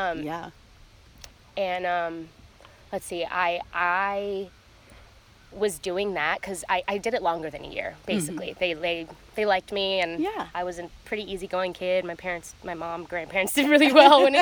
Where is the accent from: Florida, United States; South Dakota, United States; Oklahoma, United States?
Florida, United States; Tampa; moved away as an adult; also born or lived in Los Angeles; I grew up in Tampa, Florida.